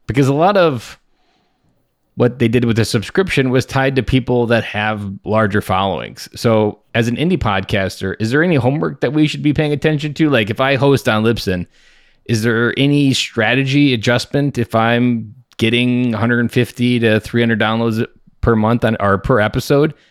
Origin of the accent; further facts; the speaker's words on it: Midwest, United States; I'm from the Midwest